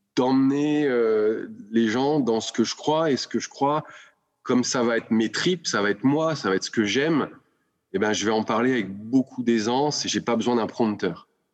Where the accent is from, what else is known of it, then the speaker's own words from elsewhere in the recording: Lyon, Auvergne-Rhône-Alpes, France; rentrer à Lyon, puisque je suis lyonnais, avec ma femme et mes enfants pour nous rapprocher euh, de la famille